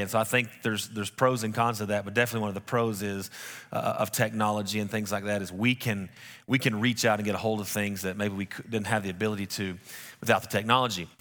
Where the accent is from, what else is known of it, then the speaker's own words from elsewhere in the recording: West Texas, United States; we're from West Texas.